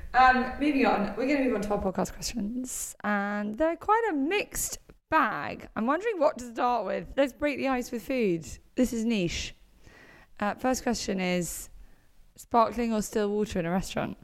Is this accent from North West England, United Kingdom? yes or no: no; London, United Kingdom; I grew up in London